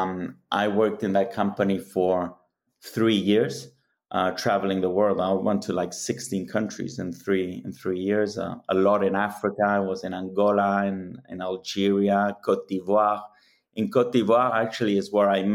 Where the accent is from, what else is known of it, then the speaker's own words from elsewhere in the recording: Madrid, Community of Madrid, Spain; also born or lived in Rome, Italy; I was born in Rome, but have lived most of my life in Madrid, in Spain